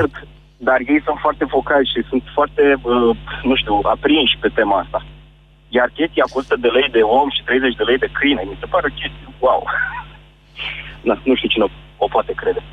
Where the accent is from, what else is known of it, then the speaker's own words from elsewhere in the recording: Iași, Iași County, Romania; sunt din Iași